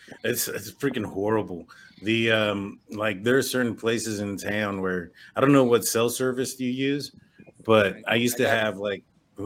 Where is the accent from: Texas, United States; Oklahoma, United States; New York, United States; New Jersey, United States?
Texas, United States; Del Rio; now in San Antonio, United States; We're all from Del Rio. Me and Blue live in San Antonio.